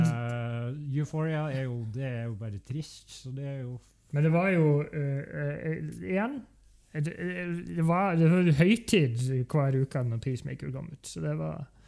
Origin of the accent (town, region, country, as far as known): Norway